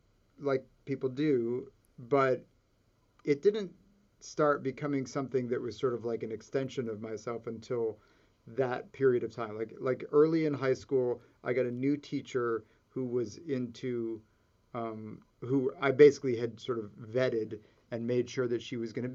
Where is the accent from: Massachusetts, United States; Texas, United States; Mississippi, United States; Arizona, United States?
Texas, United States; San Antonio; born or raised there; moved away as an adult; now in Los Angeles, United States